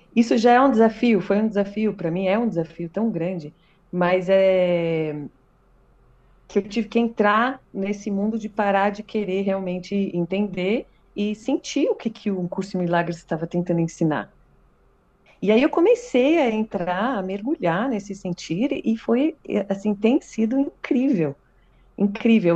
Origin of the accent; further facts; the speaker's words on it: São Paulo, Brazil; eu sou paulistana